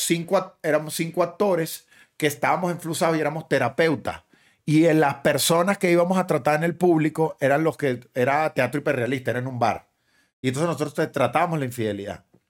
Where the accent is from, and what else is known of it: Guatire, Miranda, Venezuela; born or raised there; moved away as an adult; also born or lived in Caracas; now in Miami, United States